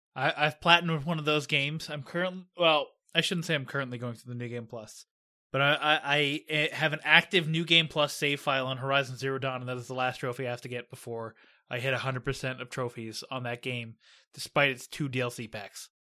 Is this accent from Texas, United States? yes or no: no; Pittsburgh, Pennsylvania, United States; my hometown